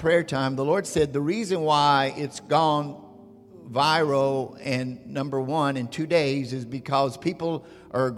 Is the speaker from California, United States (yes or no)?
yes; Orange County, California, United States; we are from Orange County, California, Southern California